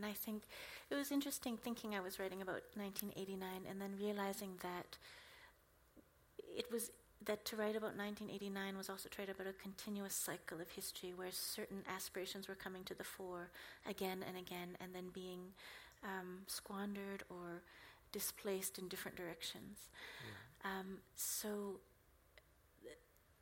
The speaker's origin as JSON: {"language": "English", "country": "Canada", "tie": "born or raised there", "first_language": "English", "said": "I was born in Canada."}